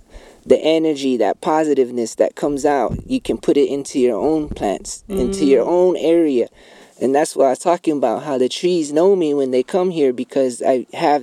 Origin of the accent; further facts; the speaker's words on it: Bacavi, Arizona, United States; I'm from Bacovi, Arizona. Hopi. Third Mesa